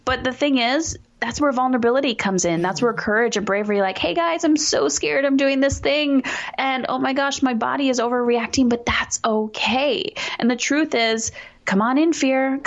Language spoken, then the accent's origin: English; Canada; I'm Canadian